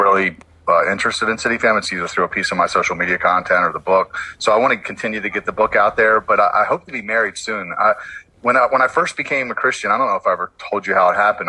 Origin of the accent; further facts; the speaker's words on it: Baltimore, Maryland, United States; I'm from Baltimore, born and raised